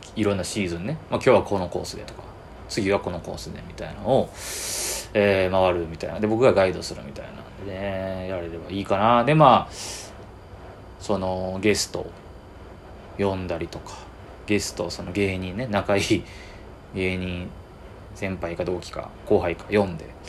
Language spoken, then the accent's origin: Japanese; Kyoto, Japan; 京都好きで京都生まれで